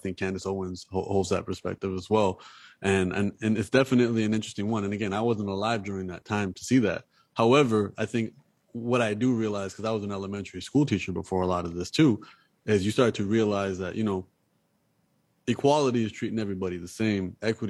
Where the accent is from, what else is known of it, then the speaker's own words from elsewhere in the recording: Canada; moved away as an adult; now in Los Angeles, United States; I'm Canadian, so I just moved to LA four months ago. So, you know, I'm also an immigrant in this country